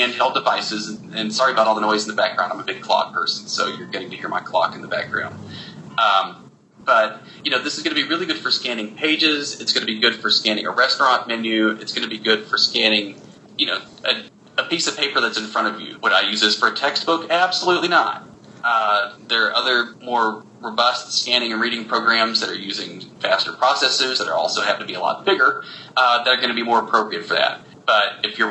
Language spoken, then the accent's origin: English; the South, United States; I grew up in the South